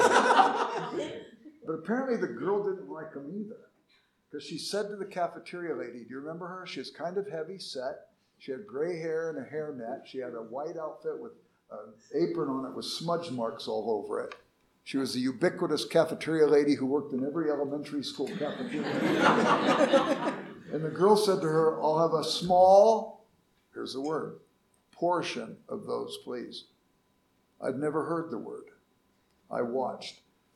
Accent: Los Angeles, California, United States; I grew up in South Central Los Angeles, and we were poor

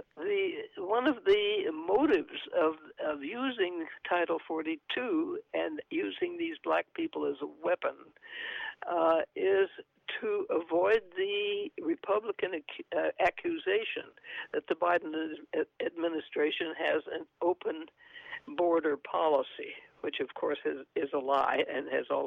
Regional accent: San Antonio, Texas, United States; also born or lived in New Mexico; San Antonio, my hometown

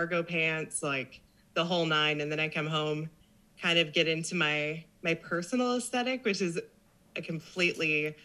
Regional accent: south of Kansas City, Missouri, United States; moved away as an adult; now in Corpus Christi, United States; I was born and raised south of Kansas City.

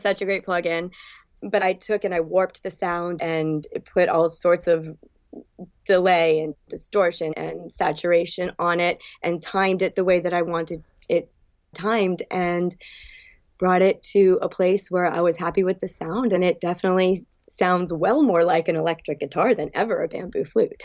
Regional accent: New England, United States; moved away as an adult; also born or lived in Bridgewater / New York / Gulf Shores, Alabama; now in South Florida, United States; growing up in New England

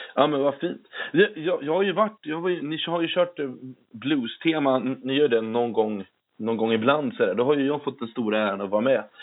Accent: Norrköping, Östergötland, Sweden; moved away; Norrköping där jag är ifrån

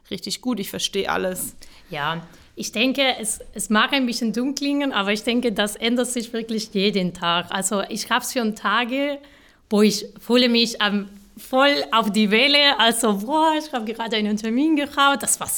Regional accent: Málaga, Andalusia, Spain; German is a second language; now in Stuttgart, Germany; genau, ich komme aus Malara, Südspanien. Ähm, ich habe in Malara studiert

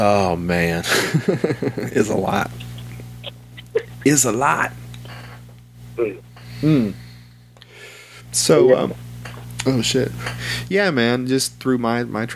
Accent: North Little Rock, Arkansas, United States; also born or lived in Sherwood, Arkansas / Maumelle, Arkansas; I was born in North Little Rock. And I've lived in a few towns here around Central Arkansas, but I've lived here my whole life

